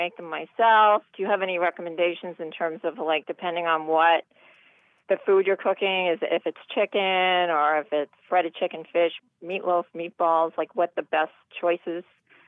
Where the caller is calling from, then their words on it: Brighton, Massachusetts, United States; I'm from Brighton, Mass.